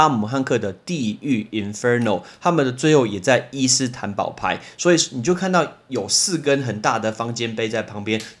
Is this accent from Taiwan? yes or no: yes; Taiwan; I'm not from China。I'm not from China，我不是中国来的，我是台湾来的